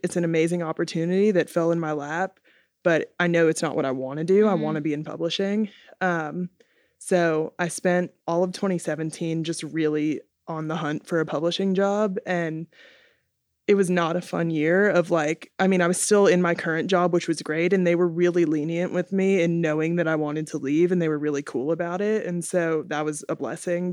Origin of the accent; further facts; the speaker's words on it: Atlanta, Georgia, United States; I'm from Atlanta